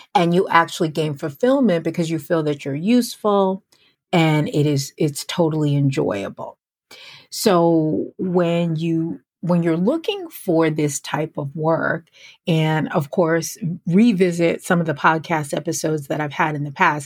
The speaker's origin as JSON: {"language": "English", "region": "New York", "country": "United States", "tie": "born or raised there", "said": "I grew up in New York, uh, right outside of New York City"}